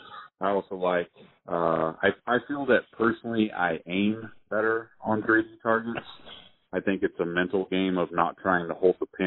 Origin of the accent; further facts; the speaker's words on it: California, United States; also born or lived in San Diego; I grew up in California.